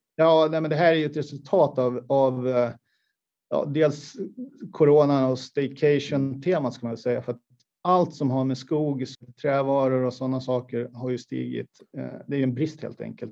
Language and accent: Swedish; Borlänge, Dalarna County, Sweden; jag är uppvuxen i Kvarnsveden